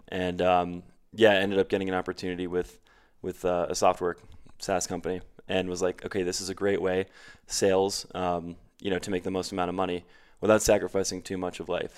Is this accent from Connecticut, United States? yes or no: yes; New Canaan, Connecticut, United States; moved away as an adult; also born or lived in Queens, New York / Stamford, Connecticut / New York City; I grew up in, uh, just outside of New York City in Connecticut, the tri-state area